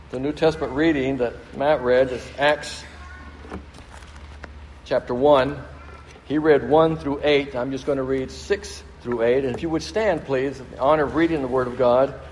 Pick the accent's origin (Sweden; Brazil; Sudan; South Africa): Brazil; They were missionaries to Brazil, and so I grew up in Brazil, and uh, where my parents served, and we lived there for 10 years.